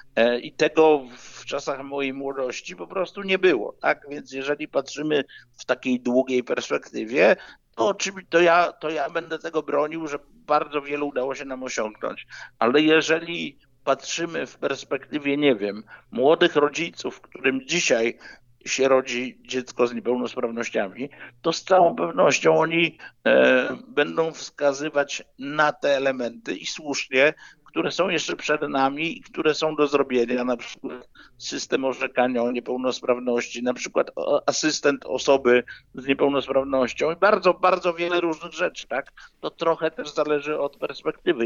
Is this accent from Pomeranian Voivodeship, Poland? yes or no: no; Poznań, Greater Poland, Poland; ja jestem z Poznania, mieszkam w Poznaniu